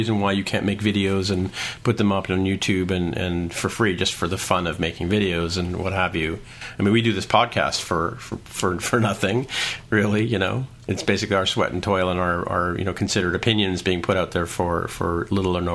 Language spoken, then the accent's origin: English; Canada; I'm Canadian